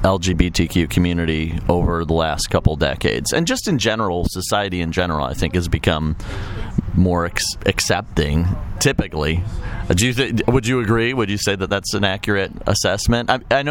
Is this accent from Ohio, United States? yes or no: no; Chicago, Illinois, United States; now in Quad Cities, United States; I'm from Chicago